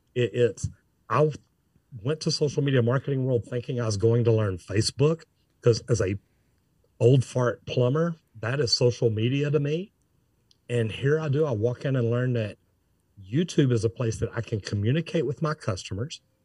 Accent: Dallas, Texas, United States; I'm from Dallas

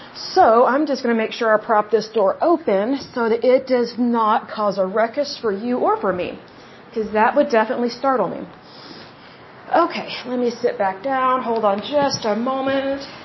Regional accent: Oklahoma, United States; the way I was raised in Oklahoma

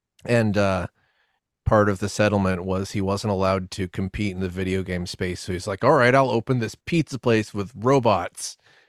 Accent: United States; growing up in the States

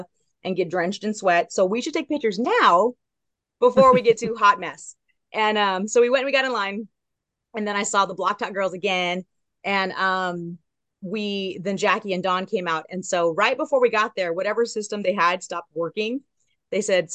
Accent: Southern California, United States; also born or lived in Long Beach; I'm from Southern California

